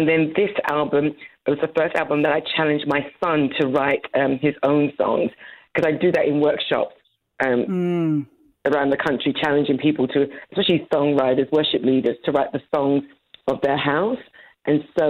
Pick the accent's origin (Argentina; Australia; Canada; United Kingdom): United Kingdom; London; moved away as an adult; now in Dallas-Fort Worth, United States; I was born and raised in London, married and had my children in London, and then we moved to the States just over 20 years ago